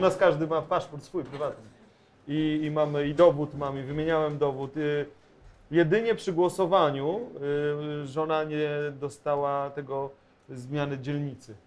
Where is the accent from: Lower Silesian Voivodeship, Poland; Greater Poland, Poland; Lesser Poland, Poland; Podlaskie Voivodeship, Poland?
Podlaskie Voivodeship, Poland; Bielsk Podlaski; now in Warsaw, Poland; moje rodzinne miasto Bielsko-Podlaskie